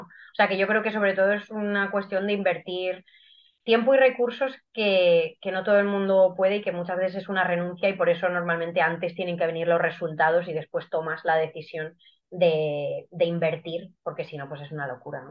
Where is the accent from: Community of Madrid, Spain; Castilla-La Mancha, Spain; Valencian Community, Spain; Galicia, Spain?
Castilla-La Mancha, Spain; Guadalajara; soy de Guadalajara, tengo 32 años eh, y hago atletismo desde hace 20. Mm, siempre he corrido aquí en mi ciudad